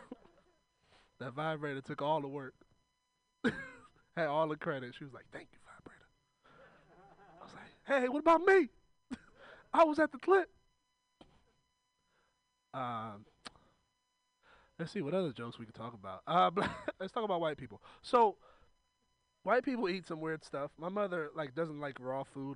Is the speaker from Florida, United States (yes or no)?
no; Oakland, California, United States; I'm from Oakland.